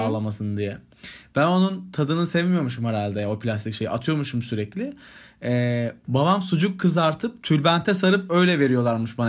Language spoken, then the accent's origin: Turkish; Sivas Province, Turkey; bir Sivaslı olarak